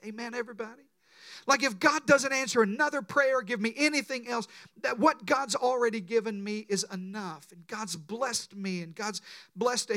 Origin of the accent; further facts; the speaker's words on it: Deep South, United States; I was raised in the Deep South